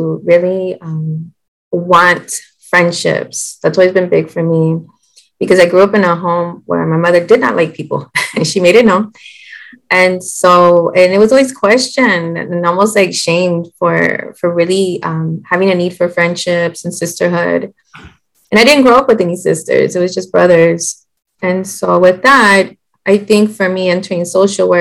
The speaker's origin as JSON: {"language": "English", "town": "San Antonio", "region": "Texas", "country": "United States", "said": "I'm from San Antonio, Texas"}